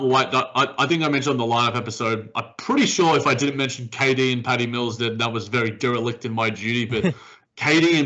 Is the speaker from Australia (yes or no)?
yes; Australia; as an Australian